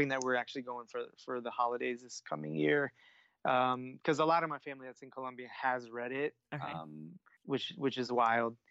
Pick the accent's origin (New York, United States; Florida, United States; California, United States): Florida, United States; Miami; moved away as an adult; now in Atlanta, United States; I'm from Miami